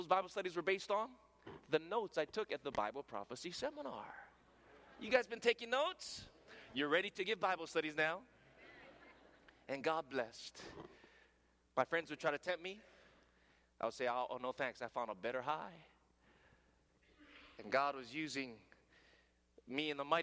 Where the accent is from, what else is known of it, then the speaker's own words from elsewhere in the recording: Hawaii, United States; accent: pidgin; first language Hawaiian Pidgin; English is a second language; You know, in Hawaii, we speak a different language there. And to be honest, English is my second language. My first language is broken English. That's what we speak in Hawaii. It's called pidgin.